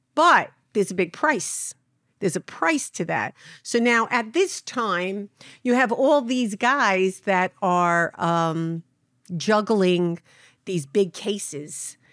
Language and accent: English; New York City, New York, United States; I grew up in Brooklyn